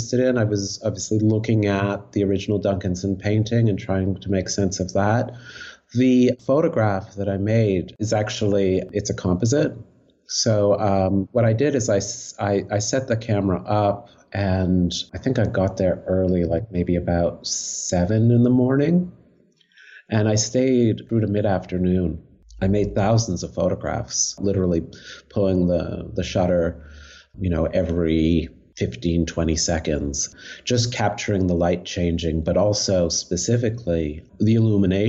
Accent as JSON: {"language": "English", "town": "Montreal", "region": "Quebec", "country": "Canada", "said": "I'm actually from Montreal"}